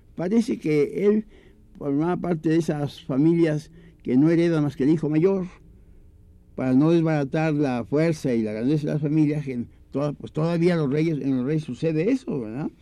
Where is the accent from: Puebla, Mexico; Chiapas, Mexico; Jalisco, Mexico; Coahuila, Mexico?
Puebla, Mexico; la última calle de Puebla, que es donde yo nací, nacimos, todos